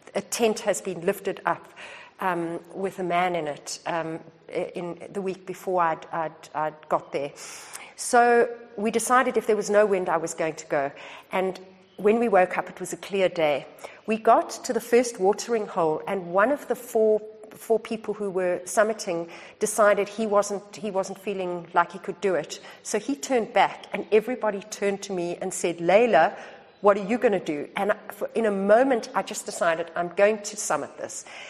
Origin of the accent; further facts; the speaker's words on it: South Africa; moved away as an adult; also born or lived in Australia; the country of my birth